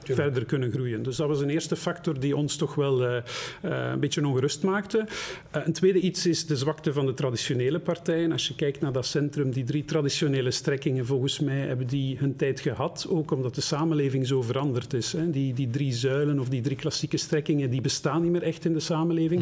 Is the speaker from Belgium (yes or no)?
yes; Flanders, Belgium; ik noem mezelf geen flamingant, ik ben gewoon een Vlaming